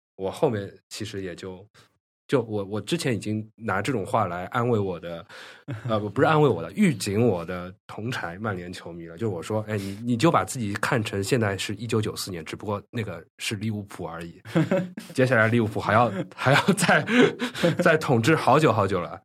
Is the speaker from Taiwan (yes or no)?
no; China; 我们中国人